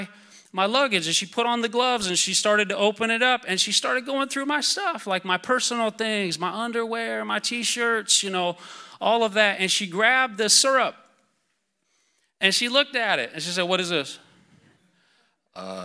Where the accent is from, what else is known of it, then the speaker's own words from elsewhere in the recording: Iowa, United States; I'm from Iowa, so wrestling's a big deal.